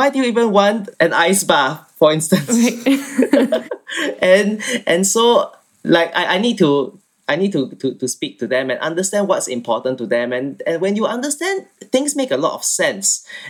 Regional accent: Singapore; moved away as an adult; now in London, United Kingdom; So I'm from Singapore and I studied architecture there and I moved to London to finish my studies and now I'm living in London.

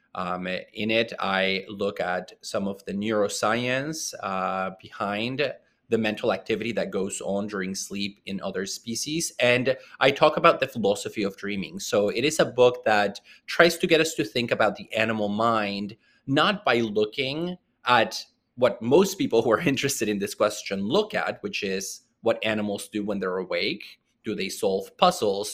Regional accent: small town near Puerto Vallarta, Jalisco, Mexico; moved away; I grew up in Mexico in a very small town, um, near the city of Puerto Vallarta

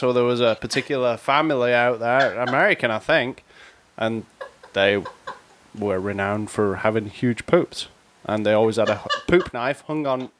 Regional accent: England, United Kingdom; I'm an Englishman.

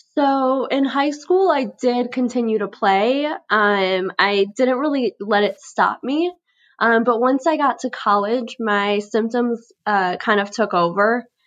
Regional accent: Chicago, Illinois, United States; I'm twenty-two years old, born and raised in Chicago.

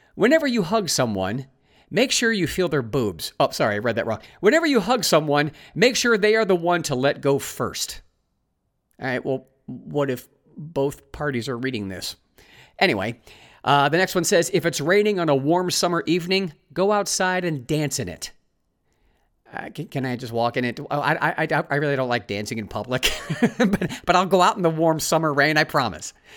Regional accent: Ohio, United States; moved away as an adult; also born or lived in California; having moved from my home state of Ohio to California. Lived there for twenty-four years, made new friends in California, and then moved back to Ohio

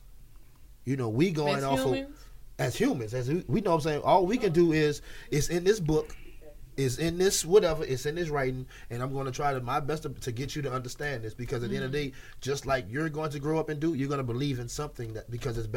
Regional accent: New Orleans, Louisiana, United States; I'm from New Orleans

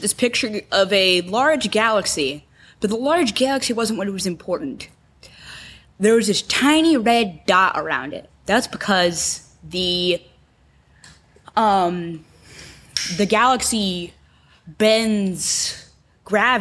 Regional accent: Houston, Texas, United States; born in Houston, Texas in 2009.

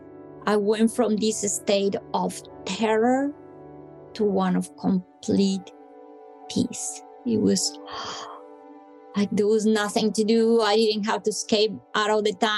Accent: Bogotá, Colombia; I'm from Colombia, I come from hot weather country, but Bogota is very high up in the Andes

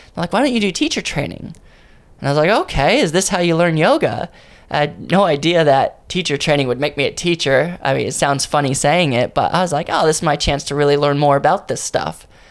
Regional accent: Ontario, California, United States; moved away; also born or lived in San Bernardino, California; I was born in San Bernardino, um, but basically I was brought up in a place called Ontario

